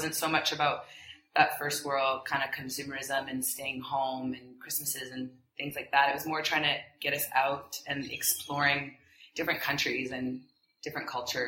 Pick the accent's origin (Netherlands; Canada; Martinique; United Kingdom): Canada; moved away as an adult; also born or lived in Jamaica; I was born in Jamaica. My mother is Jamaican and my father's German. And we lived in Jamaica for about 3 to 4 years while I was growing up, and then we all moved to Canada, where I've been kind of ever since before I moved here.